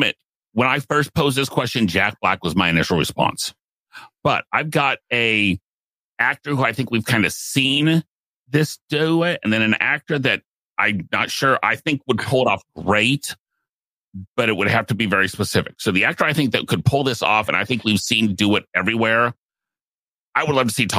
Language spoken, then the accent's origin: English; Ireland; it's maybe because I'm Irish.